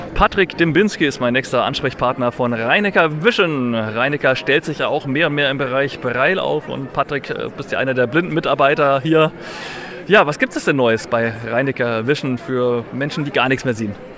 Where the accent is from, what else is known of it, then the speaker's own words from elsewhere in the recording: Nuremberg, Bavaria, Germany; ich bin aus Nürnberg